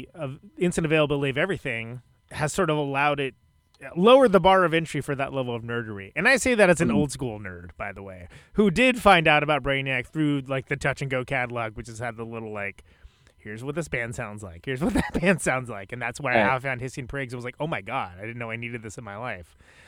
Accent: West Coast, United States; now in Milwaukee, United States; I live in Milwaukee now, but I come from the West Coast

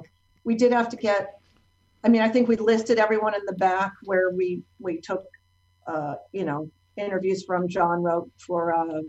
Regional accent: Los Angeles, California, United States; I'm from Los Angeles

